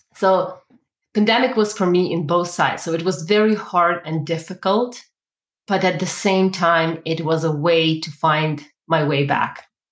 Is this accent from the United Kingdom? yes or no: no; Ukraine; now in Calgary, Canada; originally, I am from Ukraine. So I actually was raised and born in the one of the most socialist communities in the world.